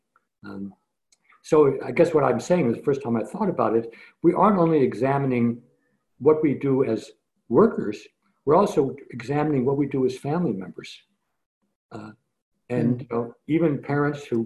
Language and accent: English; Scranton, Pennsylvania, United States; Joe Biden and I were born and grew up in Scranton